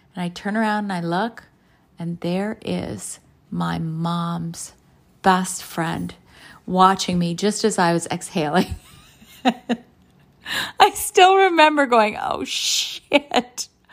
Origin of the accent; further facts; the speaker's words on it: Canada; both my parents are from Croatia, and I was born in Canada.